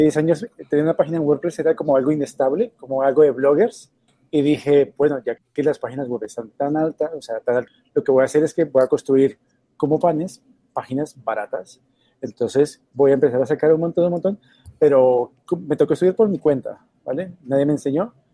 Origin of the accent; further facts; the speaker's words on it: Colombia; now in Madrid, Spain; Soy originario de Colombia. Vivo aquí en Madrid hace 10 años, pero en España vivo hace 15, 15 años